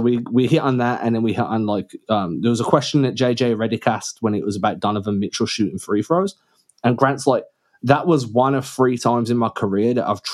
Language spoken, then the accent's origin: English; United Kingdom; moved away; I'm from the UK